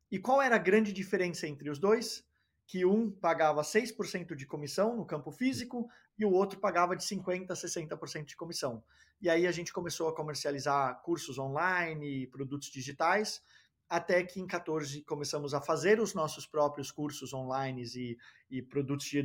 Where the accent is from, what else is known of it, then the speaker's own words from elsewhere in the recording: Denmark; also born or lived in Brazil; Eu nasci no Brasil, foi de família dinamarquesa norueguesa, é, mas eu fui criado, fui para a Dinamarca logo cedo na vida, com quatro anos de idade, cresci na Dinamarca, fui escolarizado na Dinamarca, fiz faculdade na Dinamarca